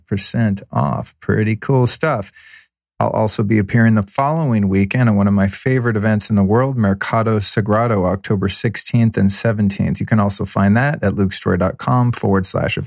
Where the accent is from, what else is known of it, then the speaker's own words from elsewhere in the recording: Denver, Colorado, United States; I was born in Denver, Colorado at 7:30 a.m.